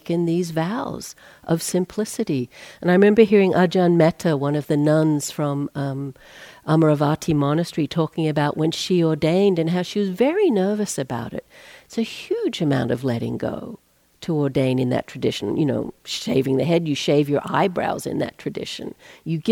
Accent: Australia; now in United States; I'm Australian, not a US citizen

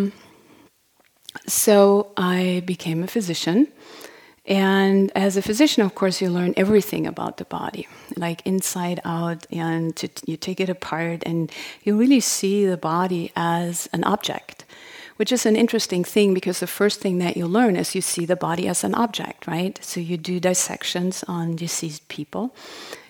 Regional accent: Germany; accent: German; English is a second language; moved away as an adult; also born or lived in Berlin; now in United States; I'm from Germany originally. You probably figured that out by my accent.

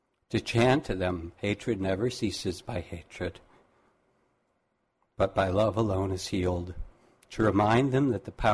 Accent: Massachusetts, United States; when I grew up in Massachusetts

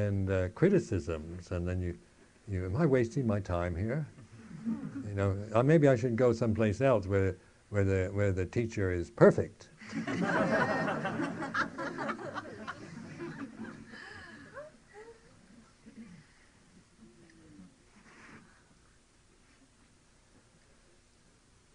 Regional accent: United States; moved away; being American

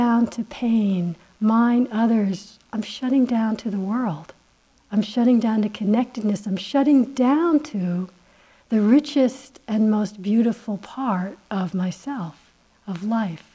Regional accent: United States; I'm so American, it's unbearable, you know, I could never pass for anything else

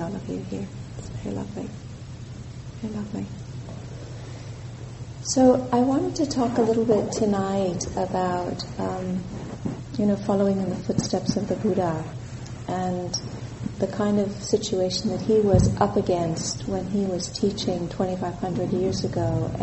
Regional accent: Southern California, United States; moved away as an adult; also born or lived in Santa Cruz, California; now in Colorado, United States; I was born in California. I was born in Southern California, and I came to Santa Cruz in 1979 to go to university here

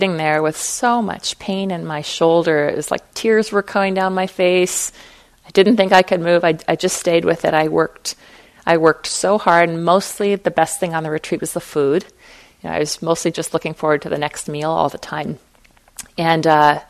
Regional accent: Fargo, North Dakota, United States; I was raised in Fargo, North Dakota

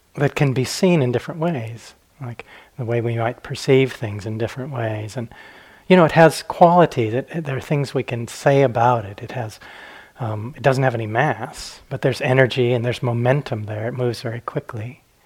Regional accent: Arizona, United States; also born or lived in Flagstaff, Arizona; I grew up in Arizona, it's my home state

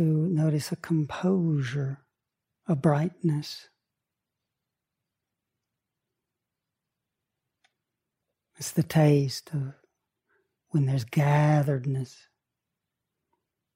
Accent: Chattanooga, Tennessee, United States; I grew up on Lake Chickamauga. outside of Chattanooga.

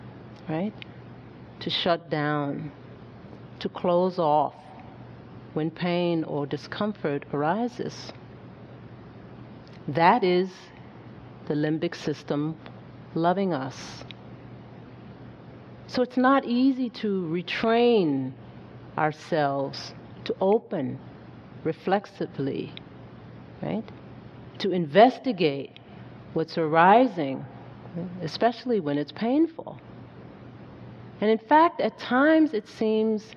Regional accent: Hazen, Arkansas, United States; On the farm where I grew up in Hazen, Arkansas

